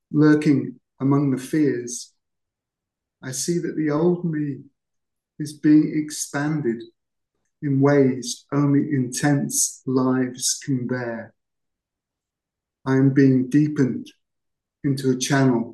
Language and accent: English; Cheshire, North West England, United Kingdom; moved away as an adult; also born or lived in Hertfordshire; I'm actually from Cheshire.